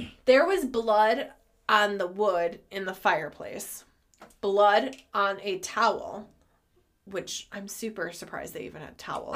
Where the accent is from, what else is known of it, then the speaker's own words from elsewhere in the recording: United States; I'm American